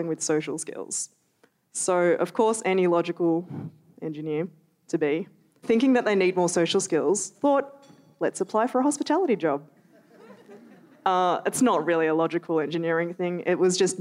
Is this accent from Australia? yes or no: yes; Melbourne, Victoria, Australia; I grew up in Melbourne